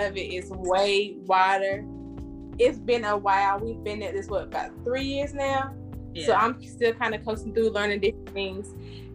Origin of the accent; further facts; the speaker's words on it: Anderson, South Carolina, United States; moved away as an adult; now in Charlotte, United States; I'm from Anderson as well, of course. But I've been in Charlotte actually now for probably about